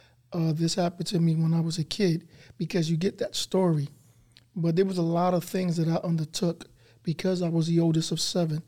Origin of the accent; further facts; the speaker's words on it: New York City, New York, United States; I grew up in Brooklyn, as you said in the intro, Bed-Stuy, and Marcy Project Housing